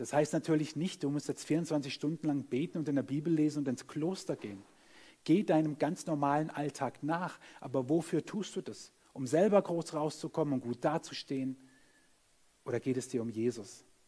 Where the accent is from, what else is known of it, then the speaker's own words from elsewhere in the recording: Germany; wir sind Deutsche, wir sind auch noch an der Schweizer Grenze